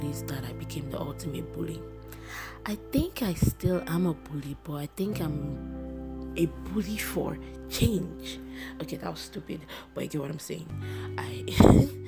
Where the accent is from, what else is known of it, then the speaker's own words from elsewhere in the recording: Nigeria; I'm a Nigerian and I'm black and I'm proud